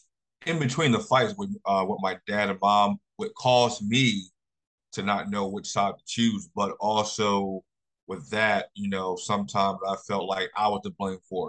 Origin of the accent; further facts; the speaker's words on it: Philadelphia, Pennsylvania, United States; also born or lived in Jacksonville; I was born and raised in Philadelphia